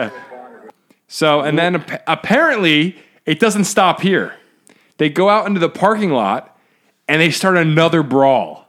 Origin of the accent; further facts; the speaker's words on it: United States; I'm an American